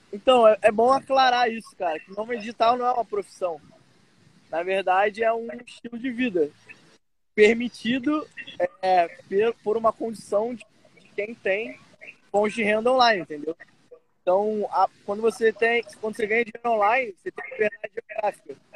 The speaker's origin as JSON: {"language": "Portuguese", "region": "Rio de Janeiro", "country": "Brazil", "said": "sou do Rio de Janeiro, carioca."}